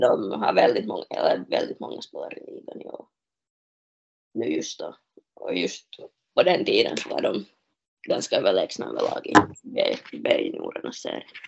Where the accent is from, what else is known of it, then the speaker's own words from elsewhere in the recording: Smedsby, Ostrobothnia, Finland; moved away as an adult; now in Kuopio, Finland; där jag är hemma i Smesby